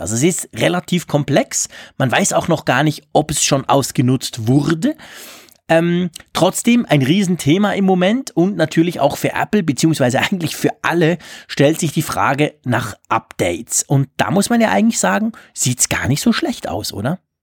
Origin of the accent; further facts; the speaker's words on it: Switzerland; bei uns in der Schweiz